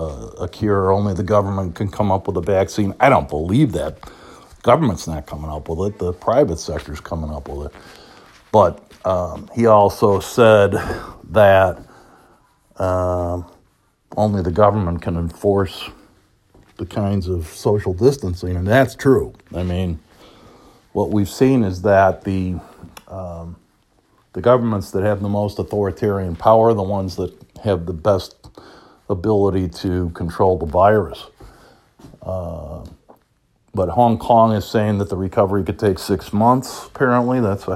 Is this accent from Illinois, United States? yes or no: yes; Chicago, Illinois, United States; But because I'm from the South Side, I'm not going to pay $10 for a beer.